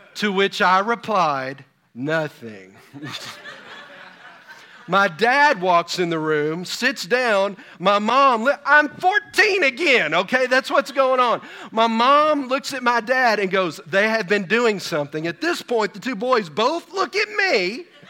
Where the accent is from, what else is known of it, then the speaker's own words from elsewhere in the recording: Texas, United States; I'm from Texas